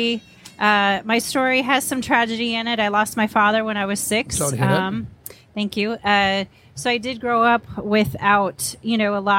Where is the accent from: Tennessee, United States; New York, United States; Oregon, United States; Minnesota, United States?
Oregon, United States; McMinnville; moved away; also born or lived in Wisconsin; I was born and raised in Oregon